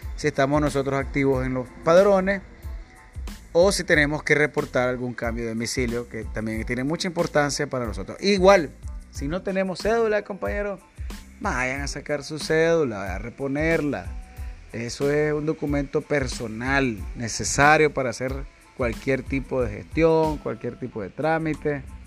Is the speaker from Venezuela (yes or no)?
no; Nicaragua; todos nosotros como nicaragüenses, los nicaragüenses que estamos habilitados para votar